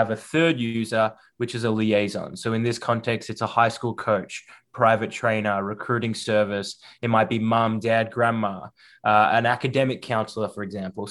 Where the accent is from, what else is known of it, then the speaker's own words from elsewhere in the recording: Melbourne, Victoria, Australia; moved away as an adult; now in United States; as you can probably hear from my voice, born and raised in Melbourne, Australia, so not from the stateside originally